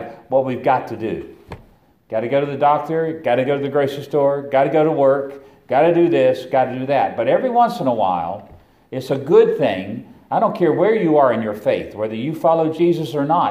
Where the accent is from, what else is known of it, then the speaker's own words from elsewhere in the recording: Roanoke, Virginia, United States; I come from Roanoke, Virginia